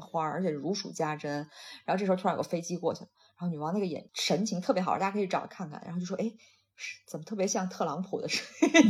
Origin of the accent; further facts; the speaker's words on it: Shandong, China; 我是山东的，那我们那个其实很早以前就是每年有多少道禁渔期